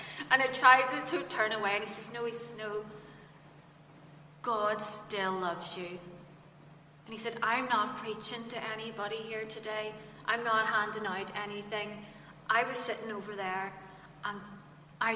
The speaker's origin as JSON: {"language": "English", "area": "Fermanagh", "region": "Northern Ireland", "country": "United Kingdom", "tie": "born or raised there", "also_born_or_lived": "Kesh", "said": "I'm from Fermanagh, so you know, when you're down in the sticks"}